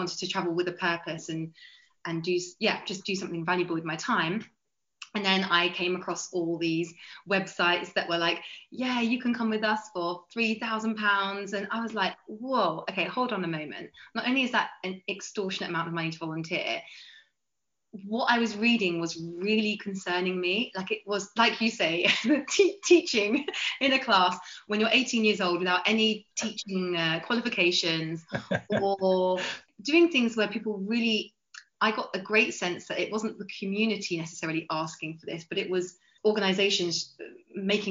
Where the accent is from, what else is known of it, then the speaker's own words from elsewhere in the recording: Clacton-on-Sea, East of England, United Kingdom; also born or lived in Greece / Serbia / Bosnia and Herzegovina / Samos; I'm from Clacton-on-Sea in Essex. So I live like a 2-minute walk from the sea